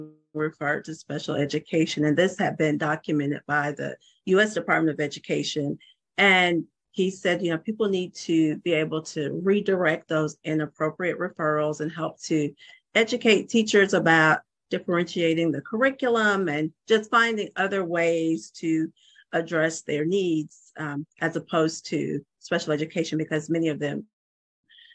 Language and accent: English; Georgia, United States; moved away as an adult; also born or lived in Hawaii; I'm originally from Georgia. I moved back to Georgia